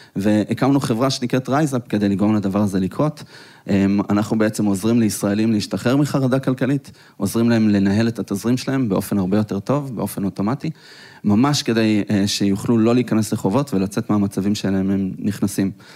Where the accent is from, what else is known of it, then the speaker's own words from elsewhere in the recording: Petah Tikva, Central District, Israel; אנחנו גדלנו בשכונה לא כל כך טובה בפתח תקווה